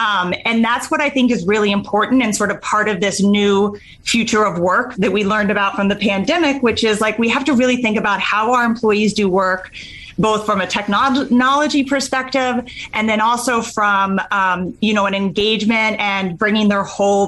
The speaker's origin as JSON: {"language": "English", "region": "Connecticut", "country": "United States", "tie": "born or raised there", "also_born_or_lived": "Texas", "said": "So I grew up on the East Coast, primarily in Connecticut, the few short years, early years down in Texas."}